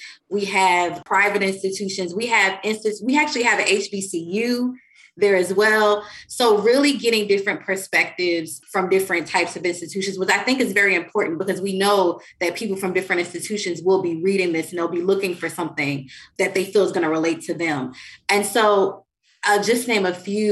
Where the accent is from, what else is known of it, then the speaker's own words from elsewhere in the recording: New York City, New York, United States; I'm from New York City